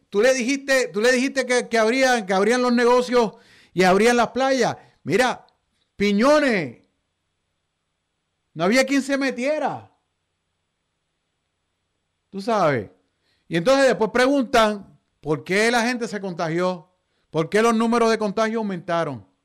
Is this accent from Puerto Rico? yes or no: yes; Puerto Rico; Y yo lo menos que quiero como puertorriqueño es que este tipo de conducta se convierta en algo habitual, en algo normal en Puerto Rico.